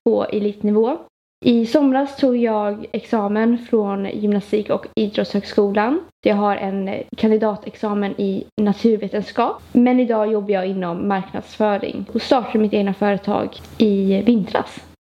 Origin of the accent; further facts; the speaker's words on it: Gothenburg, Västra Götaland, Sweden; accent: Gothenburg dialect; född i Göteborg, så om ni hör någon med god göteborgsk dialekt så är det jag